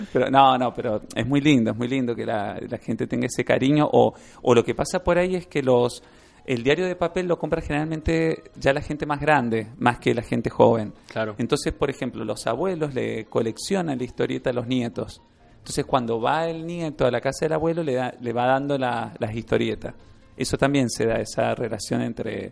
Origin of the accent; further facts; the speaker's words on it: Mendoza, Argentina; es el lugar de, donde nací así que, que uno lo quiere por, por haber nacido ahí